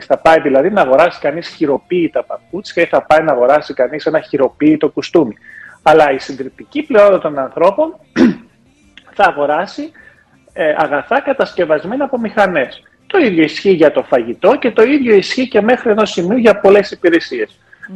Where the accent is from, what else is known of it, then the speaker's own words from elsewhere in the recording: Germany; Όταν γεννήθηκα μεγάλο στη Γερμανία